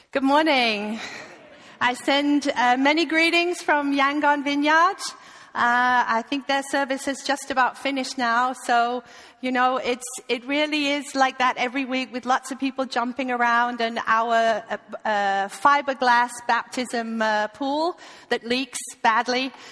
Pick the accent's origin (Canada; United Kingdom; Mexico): United Kingdom; East Midlands; I'm originally from the UK, from Lincolnshire, uh, but you would never know that. So please forgive my accent. Uh, I have lived with a Dane for the last 20 years, so I am completely ruined.